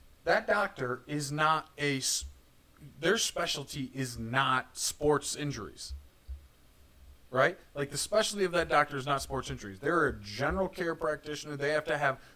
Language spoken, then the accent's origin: English; Northern Michigan, United States; Growing up in Northern Michigan